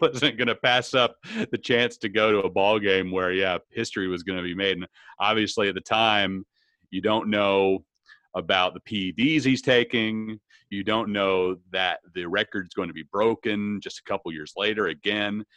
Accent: Arlington, Texas, United States; moved away as an adult; also born or lived in Baton Rouge; my hometown

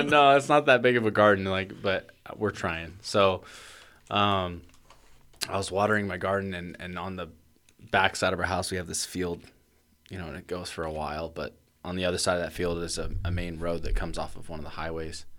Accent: Portland, Oregon, United States; growing up in Portland

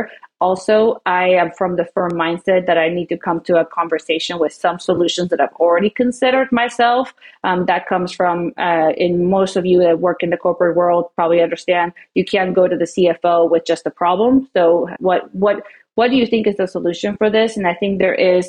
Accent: Peru; also born or lived in Oklahoma City, United States; now in Flower Mound, United States; we come from Peru. We're from South America.

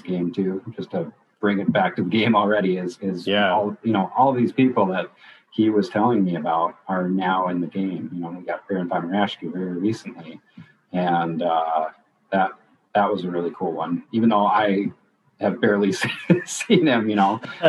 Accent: Minnesota, United States; born or raised there

